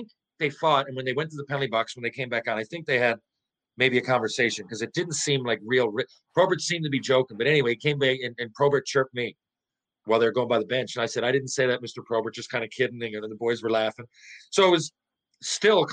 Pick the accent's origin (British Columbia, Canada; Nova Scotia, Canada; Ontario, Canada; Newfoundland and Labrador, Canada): Newfoundland and Labrador, Canada; St. John's; I'm from St. John's